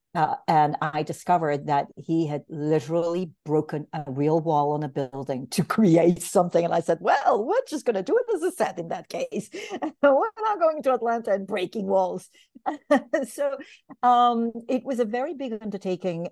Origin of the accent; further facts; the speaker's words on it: Bulgaria; also born or lived in Greece; now in New York, United States; I am from Bulgaria originally, and um, I'm a political refugee actually, and which means that in 1979, my parents and I uh, illegally crossed the Greek border